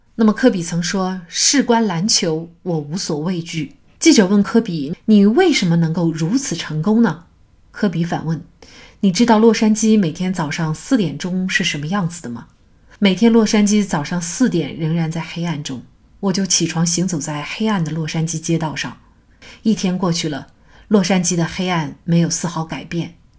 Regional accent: China; 我们中国人

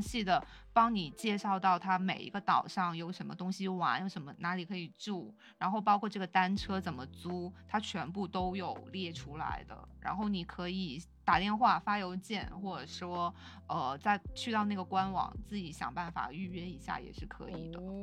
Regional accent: China; 他知道我是中国人之后

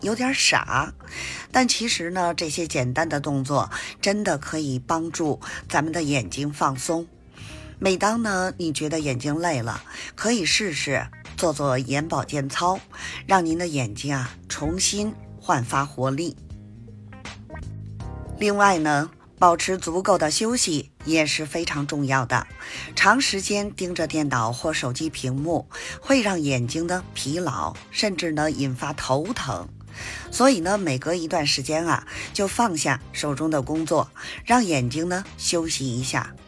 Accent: Beijing, China; ，咱们下期节目再见

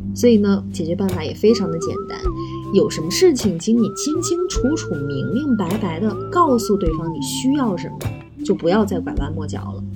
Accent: China; 我们中国人的性格

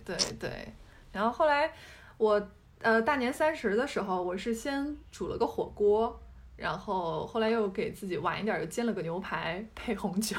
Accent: Hubei, China; moved away; 我作为一个湖北人

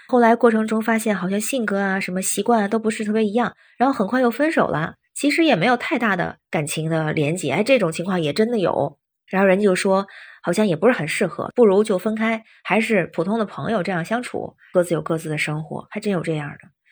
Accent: Tianjin, China; now in Beijing, China; 我是天津人，现在北京

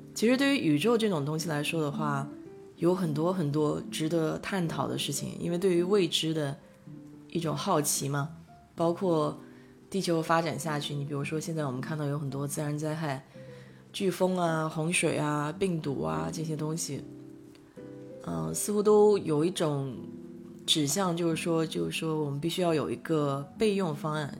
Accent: China; now in United States; 我们中国人

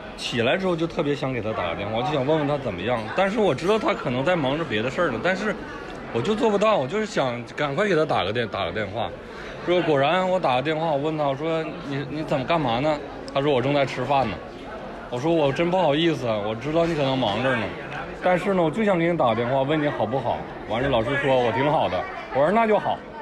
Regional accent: northern China, China; 我是一个北方人

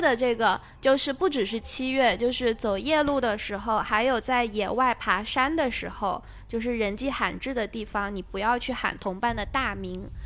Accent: Guangdong, China; moved away; also born or lived in southern China; 因为小时候在广东那边生活过嘛

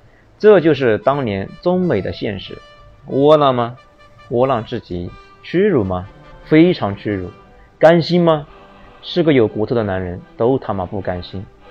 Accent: China; 只有我们中国人自己能懂。

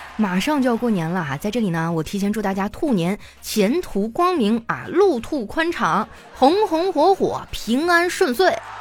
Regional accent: Northeast China, China; moved away; 我们东北人真的太爱喝酒了

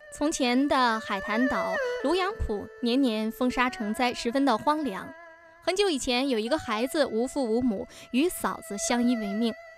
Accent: Pingtan, Fujian, China; 我是本地人。哦。呃，我就在马头镇

